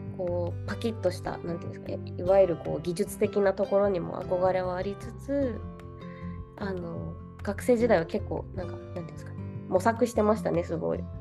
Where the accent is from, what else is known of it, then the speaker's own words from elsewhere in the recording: Osaka, Japan; also born or lived in Nara Prefecture; 奈良県生まれの大阪育ちなんですけど